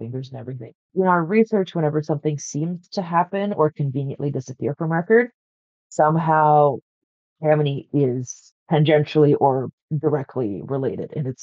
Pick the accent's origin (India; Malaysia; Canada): Canada; being Canadian